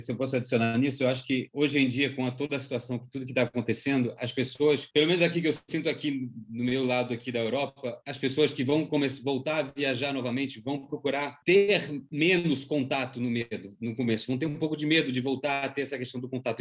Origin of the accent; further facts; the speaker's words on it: Switzerland; moved away; also born or lived in Brazil; eu que nasci aqui na Suíça, resolvi voltar, morar aqui na minha, na minha terra natal